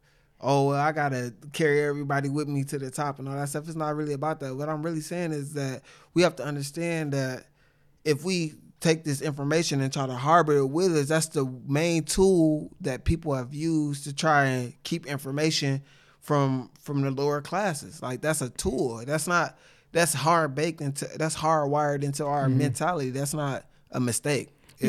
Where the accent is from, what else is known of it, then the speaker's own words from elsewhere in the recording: Sacramento, California, United States; I grew up in Sacramento.